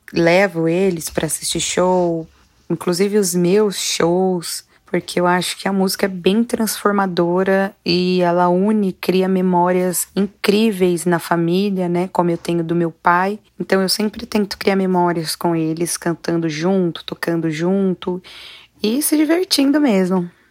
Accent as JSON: {"language": "Portuguese", "region": "interior of São Paulo", "country": "Brazil", "tie": "born or raised there", "moved": "yes", "lives_now": "São Paulo, Brazil", "said": "moro em São Paulo mesmo, capital, nasci no interior de São Paulo."}